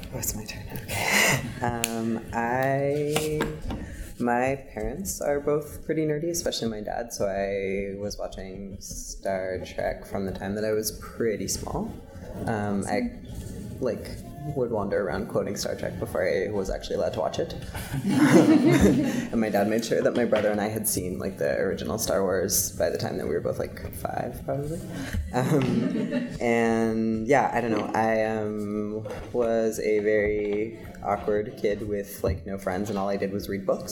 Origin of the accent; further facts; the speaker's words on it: Montreal, Quebec, Canada; moved away; also born or lived in United States; I am from Montreal. I spent part of my life living in the States